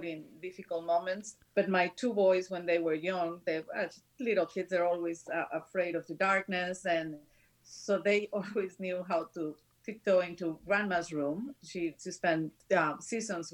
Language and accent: English; northern Mexico, Mexico; moved away as an adult; now in Chicago, United States; my hometown in the north of Mexico